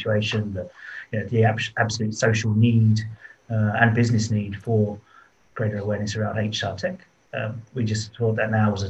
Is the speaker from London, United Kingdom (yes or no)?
yes; London, United Kingdom; accent: British; moved away as an adult; now in Singapore, Singapore; I am from London originally.